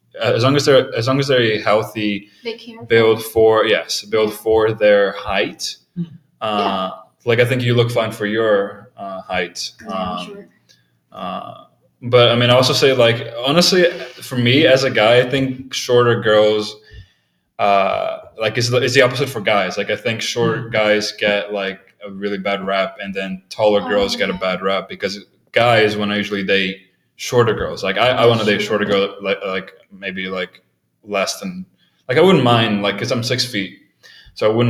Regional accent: Brazil; moved away; I was born here but raised in Brazil, right? Where I grew up in Brazil

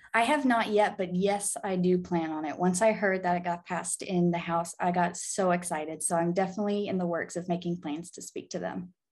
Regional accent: Arkansas, United States; moved away as an adult; now in Illinois, United States; I'm actually from Arkansas. I was born in Illinois, but I grew up in Arkansas.

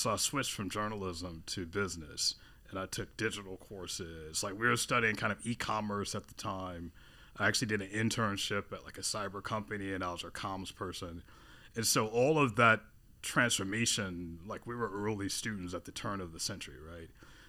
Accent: Atlanta, Georgia, United States; moved away as an adult; also born or lived in New York / Los Angeles / Pittsburgh; now in Baltimore, United States; I grew up in Atlanta.

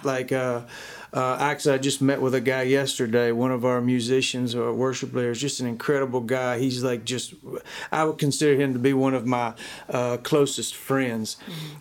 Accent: Dacula, Georgia, United States; I grew up in Decula, Georgia, a small town, grew up on a chicken farm

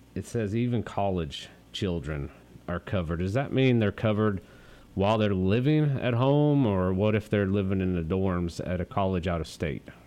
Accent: Montana, United States; moved away; also born or lived in Eastland; I grew up in Montana

